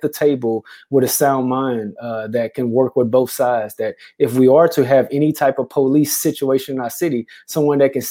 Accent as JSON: {"language": "English", "town": "Houston", "region": "Texas", "country": "United States", "moved": "yes", "lives_now": "Beaumont, United States", "said": "I'm originally from Houston."}